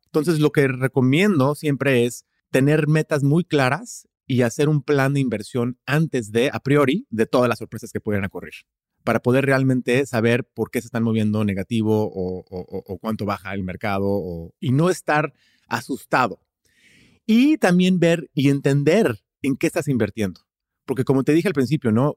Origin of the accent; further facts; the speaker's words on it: Houston, Texas, United States; Spanish is a second language; also born or lived in Austin, Texas / Madrid, Spain; Yo soy de Estados Unidos, nací aquí en, Houston, vivo en Houston, Texas